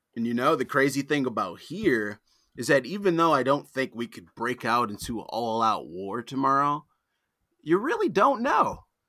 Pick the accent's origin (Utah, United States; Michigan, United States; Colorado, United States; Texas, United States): Michigan, United States; Detroit; also born or lived in Arizona / Arlington, Virginia; I'm born and raised in Detroit. I've lived other places. I've lived in, like, Arizona. I've lived in Virginia, in Arlington